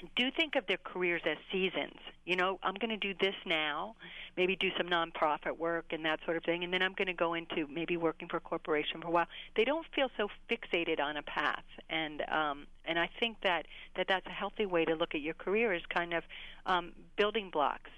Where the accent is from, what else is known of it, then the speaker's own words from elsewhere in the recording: Pittsburgh, Pennsylvania, United States; moved away; also born or lived in New York; I went back home to Pittsburgh and I started writing for anybody who would have me. I did a nightlife column for the Pittsburgh Magazine, my hometown.